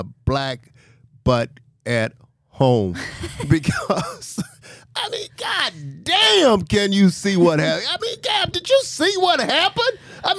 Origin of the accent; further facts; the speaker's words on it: Mobile, Alabama, United States; When I was growing up, I mean, obviously I'm from Mobile, Alabama, a small town.